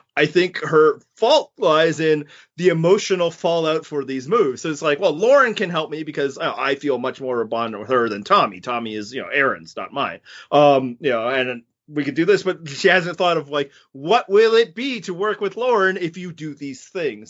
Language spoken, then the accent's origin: English; Canada; also born or lived in Western Canada; I'm Canadian